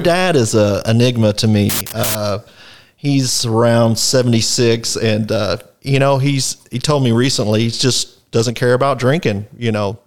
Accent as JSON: {"language": "English", "town": "Fort Worth", "region": "Texas", "country": "United States", "tie": "born or raised there", "also_born_or_lived": "Poolville, Texas", "said": "I was born in Fort Worth, South Fort Worth up till my teenage years. I later moved to the country, uh, Poolville, Texas"}